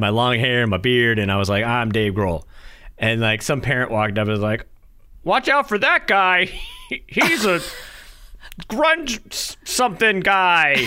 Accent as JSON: {"language": "English", "region": "New Hampshire", "country": "United States", "tie": "born or raised there", "moved": "yes", "lives_now": "North Carolina, United States", "said": "super small town where I grew up in New Hampshire"}